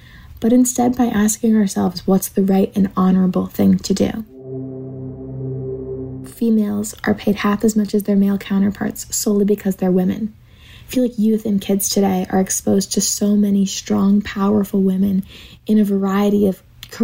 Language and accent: English; Savannah, Georgia, United States; I am from Savannah, Georgia